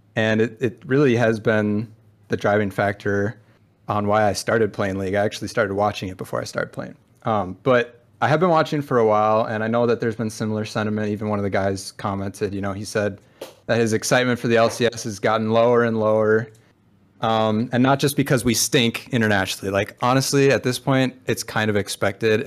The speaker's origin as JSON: {"language": "English", "region": "Minnesota", "country": "United States", "said": "I'm from Minnesota"}